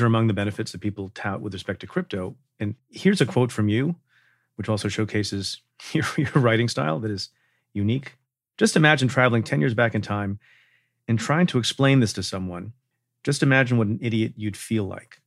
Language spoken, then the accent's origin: English; New York, United States; my home state of New York